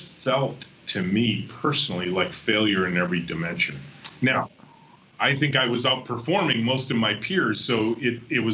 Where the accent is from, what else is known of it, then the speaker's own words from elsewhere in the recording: just north of Detroit, Michigan, United States; grew up just north of Detroit